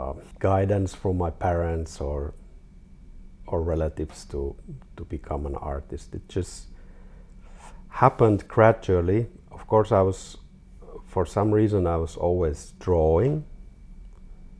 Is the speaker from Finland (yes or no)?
yes; Finland; also born or lived in Helsinki; I'm from Finland, 42 years old.